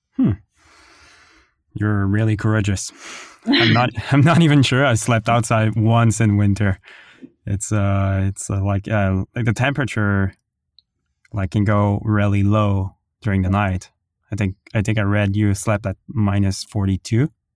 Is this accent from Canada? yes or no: yes; Ottawa, Ontario, Canada; I'm from Ottawa